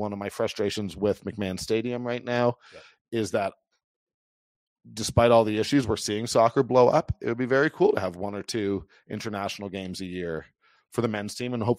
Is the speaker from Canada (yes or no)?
yes; Toronto, Ontario, Canada; now in Calgary, Canada; born and raised in Toronto